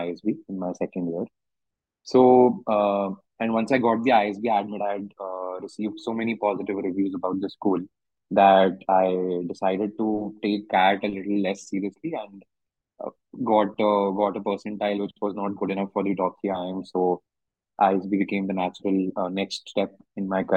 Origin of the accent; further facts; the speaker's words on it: Delhi, India; I come from Delhi. Came back home.